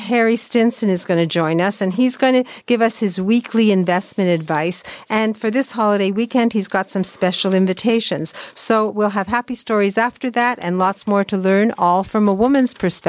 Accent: Welland, Ontario, Canada; Actually, I was brought up in Welland, and we spend a great deal of time in Buffalo

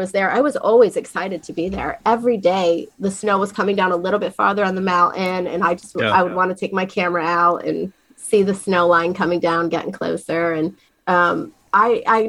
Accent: near Wellsboro, Pine Creek Gorge, Pennsylvania, United States; I grew up, you know, running around the mountains in a little town called Asif down in, you know, outside of Wellsboro, Pine Creek Gorge running through

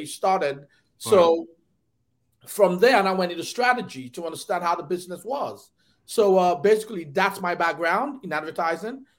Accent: Nigeria; moved away as an adult; also born or lived in Detroit; I grew up in Nigeria

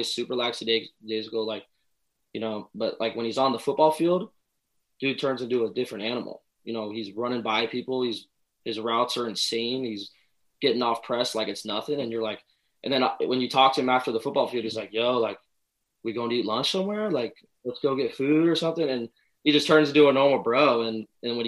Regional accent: Denver, Colorado, United States; I was born in Denver, Colorado

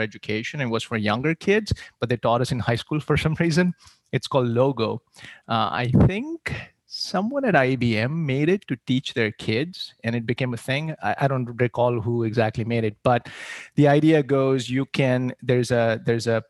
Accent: India; moved away as an adult; So I grew up in India. I moved here right after high school.

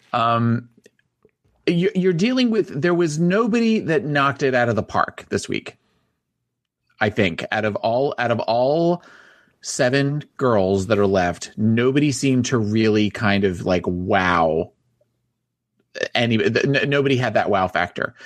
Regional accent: New Jersey, United States; I'm from New Jersey

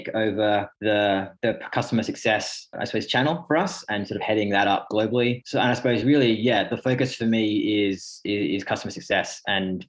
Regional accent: Sydney, New South Wales, Australia; moved away as an adult; also born or lived in Reading, England; now in United Kingdom; I'm actually English born near Reading, but grew up most of my life over in Sydney

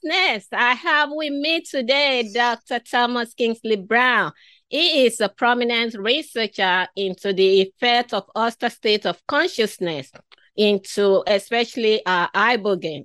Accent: Nigeria; moved away; I was originally from Africa, from western part of Africa. I was born, my earlier childhood was in that community.

